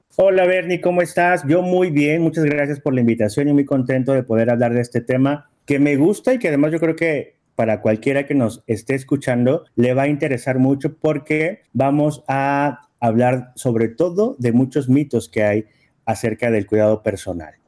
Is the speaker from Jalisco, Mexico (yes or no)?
no; Poza Rica, Veracruz, Mexico; moved away; yo soy aparte de Veracruz, de Poza Rica, Veracruz